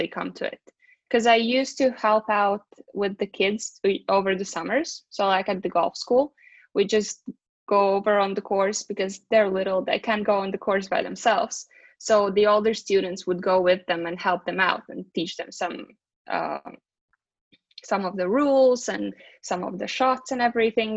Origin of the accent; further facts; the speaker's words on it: Riga, Latvia; also born or lived in United States; I'm from Riga, Latvia